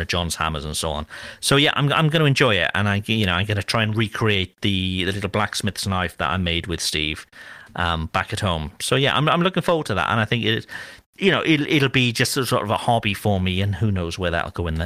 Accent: Cardiff, Wales, United Kingdom; moved away; I'm currently in Cardiff, which is my hometown

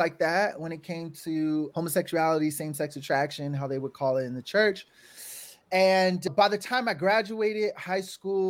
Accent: California, United States; I'm from the Bay Area. And so San Francisco was like my best friend.

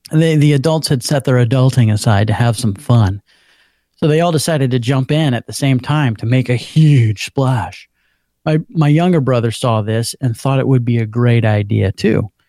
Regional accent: Orlando, Florida, United States; I am from Orlando, Florida.

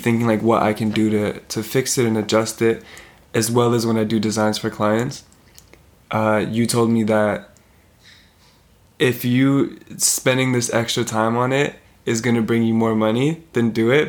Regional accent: Vancouver, British Columbia, Canada; where we grew up in Vancouver.

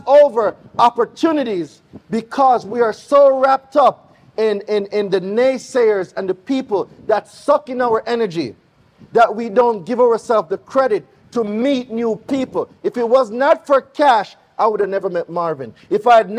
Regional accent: Jamaica; accent: Jamaican; You cannot miss my accent nowhere. Why? Because I'm Jamaican

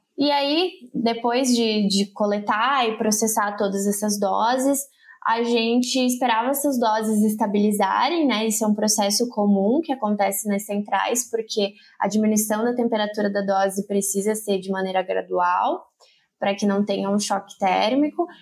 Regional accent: northern coast of Santa Catarina, Brazil; moved away as an adult; also born or lived in Rio Grande do Sul; eu sou catarinense, morei a vida toda no litoral norte de Santa Catarina

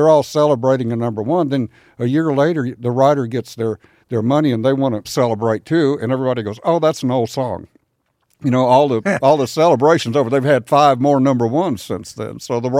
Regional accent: San Antonio, Texas, United States; No, I'm from Texas, and I'll tell you what, I think this will make sense to you. Being from San Antonio, that's a wide open kind of a desert area.

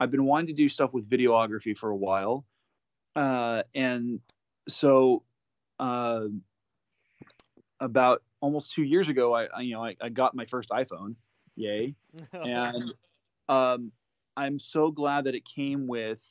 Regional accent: California, United States; also born or lived in Japan; growing up in California, going through the California State

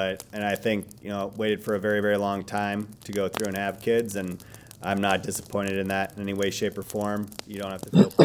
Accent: Wisconsin, United States; my dad, my mom were with the farm and just growing up in Wisconsin

